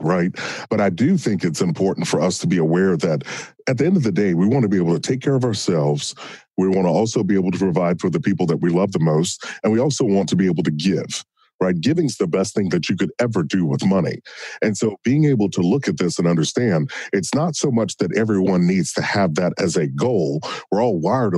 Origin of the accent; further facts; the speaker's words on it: Kentucky, United States; I grew up in Kentucky in a small town.